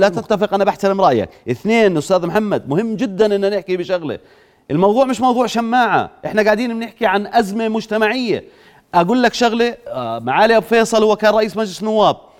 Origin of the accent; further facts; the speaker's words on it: Jordan; عندنا في الاردن